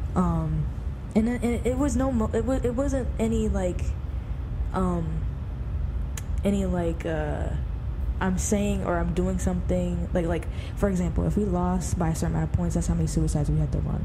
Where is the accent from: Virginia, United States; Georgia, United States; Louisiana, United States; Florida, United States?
Virginia, United States; also born or lived in Maryland; I grew up in Virginia